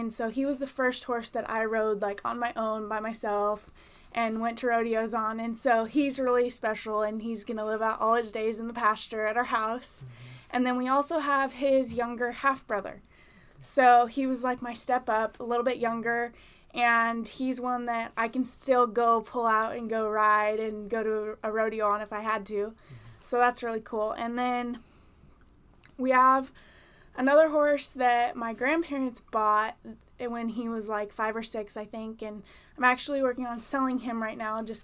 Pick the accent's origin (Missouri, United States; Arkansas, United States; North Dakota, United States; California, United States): California, United States; San Luis Obispo; I'm from San Luis Obispo